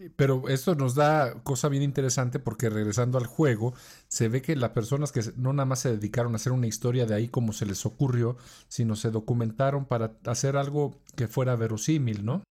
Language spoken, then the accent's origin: Spanish; Mexico; accent: Mexican